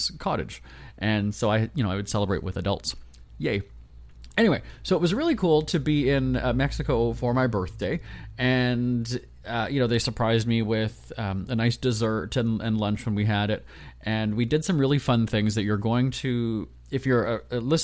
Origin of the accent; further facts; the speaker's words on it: Winnipeg, Manitoba, Canada; moved away; my hometown of Winnipeg in Canada